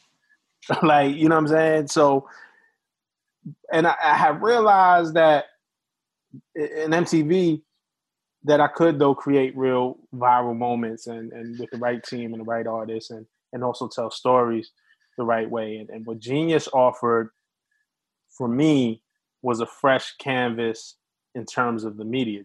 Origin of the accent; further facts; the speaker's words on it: New York City, New York, United States; we're both from Brooklyn